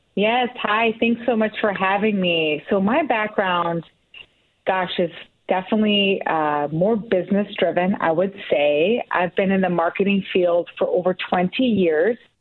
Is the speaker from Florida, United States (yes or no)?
no; Oak Park, Illinois, United States; my hometown of Oak Park